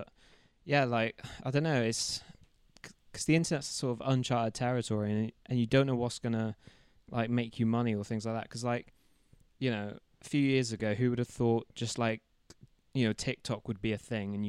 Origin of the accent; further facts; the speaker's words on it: Plymouth, South West England, United Kingdom; Because I'm from Plymouth, which is like a small town in England, or a small city, small city, I should say. And we're like 4 hours from London and like any other sort of big city